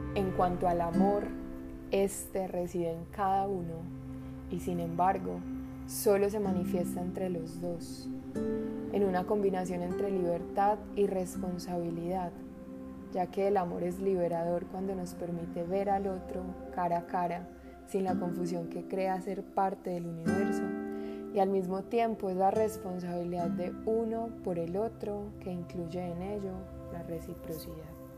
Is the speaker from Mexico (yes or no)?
no; Colombia; also born or lived in Medellín; la ciudad donde vivo, en Medellín, de lo que va sucediendo en el país donde nací, en Colombia